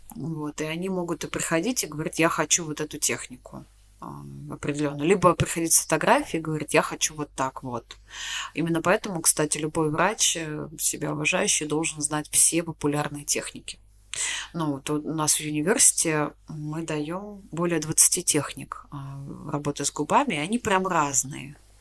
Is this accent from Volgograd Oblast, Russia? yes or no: yes; Volgograd, Volgograd Oblast, Russia; мы из Волгограда с тобой, да, из Волгограда